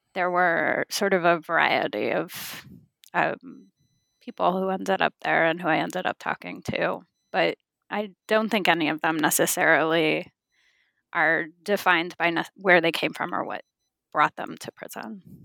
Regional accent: California, United States; I was born and raised in California

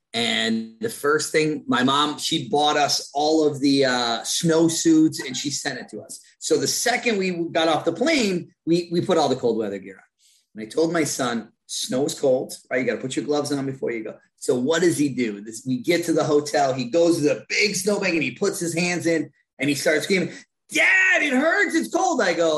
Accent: Chippewa Falls, Wisconsin, United States; moved away as an adult; I'm CEO of Premier Virtual. I come from small town Wisconsin, Chippewa Falls, Wisconsin.

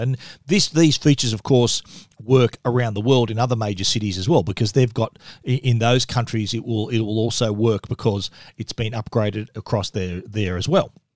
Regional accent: Australia; accent: Australian; my accent

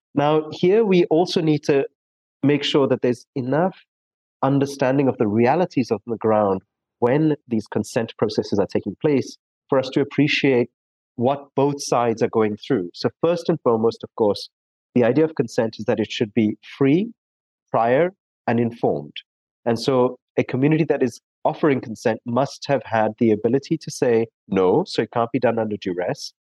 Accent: South Africa; also born or lived in India; I was born in India and raised for much of my life in South Africa

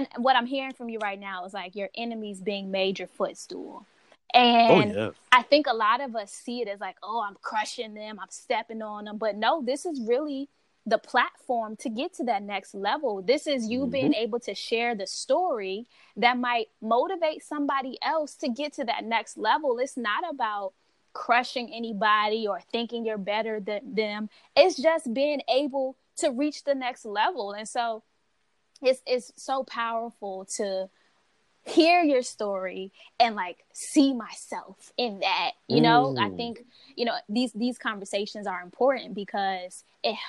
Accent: Hampton Roads, Virginia, United States; I have great pride in my hometown. 757 is the Hampton Roads area of Virginia.

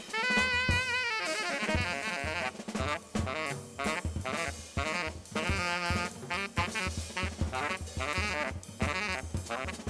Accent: New York City, New York, United States; as a kid too, growing up in New York City was in the '70s

